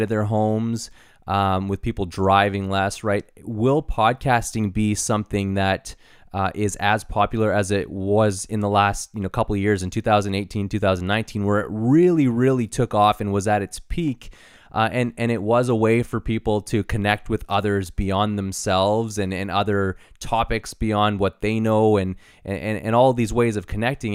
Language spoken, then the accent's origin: English; Canada; we're in Canada and we're proudly Canadian